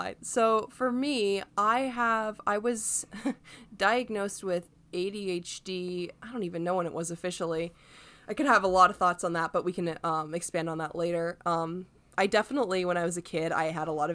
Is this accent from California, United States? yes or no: no; Alexandria, Virginia, United States; moved away as an adult; also born or lived in central Vermont; now in Vermont, United States; I grew up in Northern Virginia around Alexandria, a really fun place to grow up